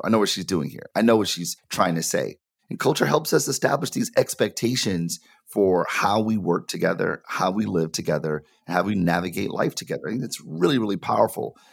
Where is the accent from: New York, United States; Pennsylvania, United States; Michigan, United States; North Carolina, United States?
Michigan, United States; Detroit; I'm from Detroit, born and raised